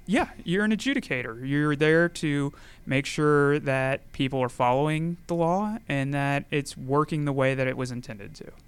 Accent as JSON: {"language": "English", "town": "Gainesville", "region": "Georgia", "country": "United States", "tie": "born or raised there", "also_born_or_lived": "Tennessee", "said": "I grew up in Gainesville, Georgia, just down the road"}